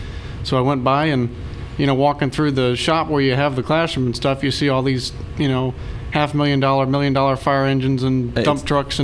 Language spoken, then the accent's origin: English; New York, United States; Before that, I was from New York.